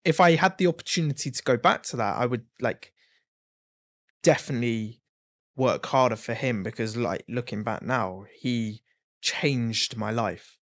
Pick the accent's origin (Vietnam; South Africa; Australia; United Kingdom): United Kingdom; Exeter, South West England; moved away; also born or lived in Blackpool; I was from Exeter, so there's not a lot there